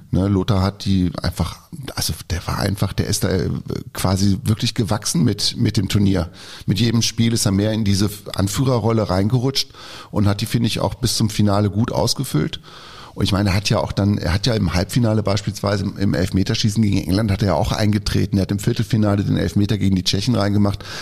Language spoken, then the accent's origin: German; Schaumburger Land, Lower Saxony, Germany; in meiner Heimat, ist der aufgewachsen, im Schaumburger Land